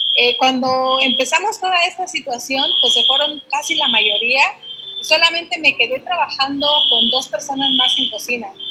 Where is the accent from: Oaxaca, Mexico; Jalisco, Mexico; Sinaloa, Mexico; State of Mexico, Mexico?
Oaxaca, Mexico; Mixteca region; now in Oaxaca City, Mexico